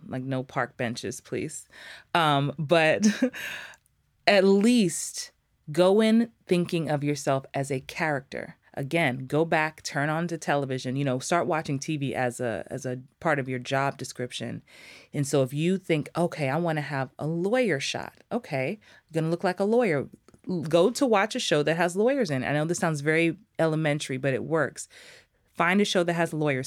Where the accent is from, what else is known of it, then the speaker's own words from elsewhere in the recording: New York, United States; moved away; also born or lived in Atlanta; I'm from New York, from the Bronx, and I lived in Atlanta for a long time